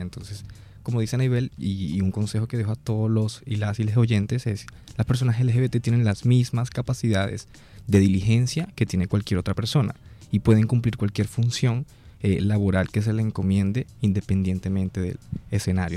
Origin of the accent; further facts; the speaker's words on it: Trujillo, Venezuela; now in Barranquilla, Colombia; vengo del estado Trujillo